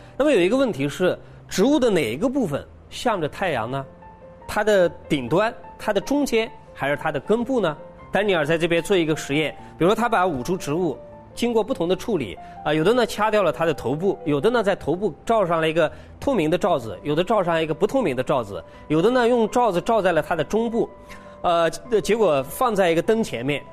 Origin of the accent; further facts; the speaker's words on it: China; 我们中国人的哲学